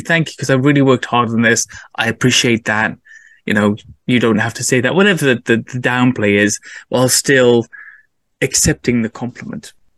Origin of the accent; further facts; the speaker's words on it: England, United Kingdom; being an English person